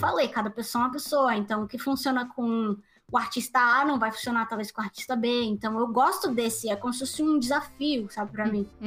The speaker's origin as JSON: {"language": "Portuguese", "town": "Recife", "region": "Pernambuco", "country": "Brazil", "tie": "born or raised there", "moved": "yes", "said": "Eu sou de Recife, Pernambuco"}